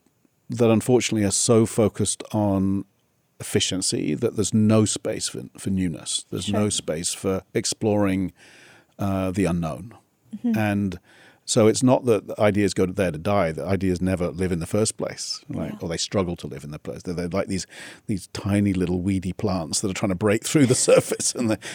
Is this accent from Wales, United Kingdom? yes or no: no; South East England, United Kingdom; Near Oxford.